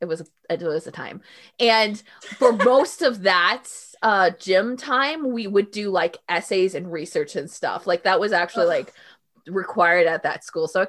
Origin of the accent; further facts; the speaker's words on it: Florida, United States; But also, I'm from Florida.